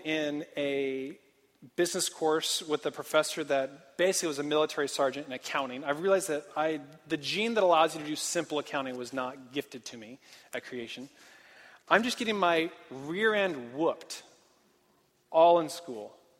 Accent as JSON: {"language": "English", "town": "Portland", "region": "Oregon", "country": "United States", "tie": "born or raised there", "also_born_or_lived": "Santa Barbara, California", "moved": "as an adult", "said": "I'm from Portland. And I grew up on um, a farm"}